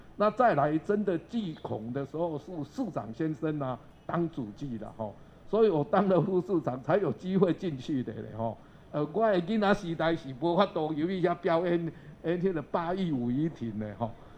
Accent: Tainan, Taiwan; 我从小就在这里呢，每天走路呢到这边来上课。

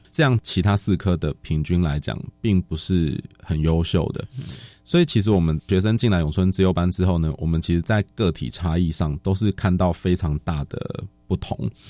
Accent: Taipei, Taiwan; also born or lived in Hsinchu; 我自己一方面想要回台北教书，我是台北人嘛

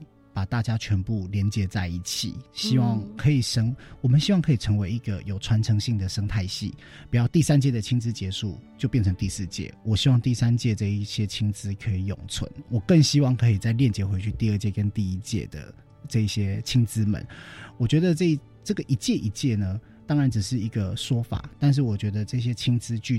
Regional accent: Chiayi, Taiwan; moved away; 我自己本来也是嘉义的青年

